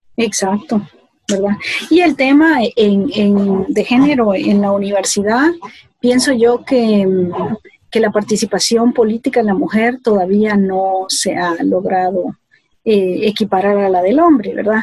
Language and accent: Spanish; Mazatenango, Suchitepéquez, Guatemala; now in Guatemala City, Guatemala; aunque nací aquí en la ciudad de Guatemala, yo crecí, yo me fui a los dos años, pues, pues me llevaron pues eh, a Mazatenango. Y yo eh, de los dos años eh, crecí en Mazatenango